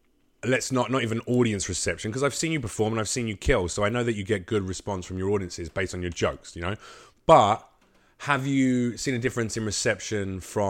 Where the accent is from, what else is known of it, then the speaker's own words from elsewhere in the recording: Arkansas, United States; I'm from Arkansas.